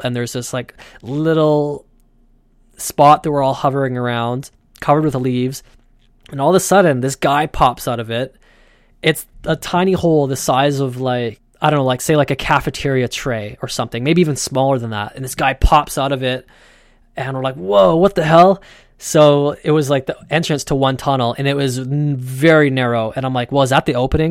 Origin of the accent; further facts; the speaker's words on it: Canada